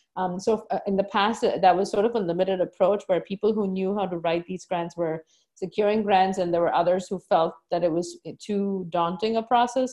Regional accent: India; moved away as an adult; now in United States; growing up in India

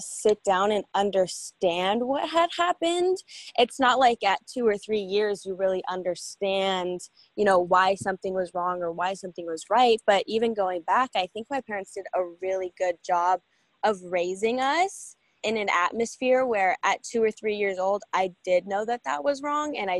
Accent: United States; I was born in Washington, grew up, you know, with my family

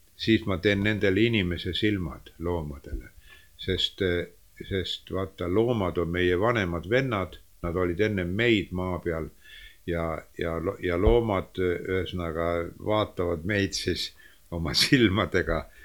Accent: Estonia; also born or lived in Leningrad; ma ütlesin, et eestlane

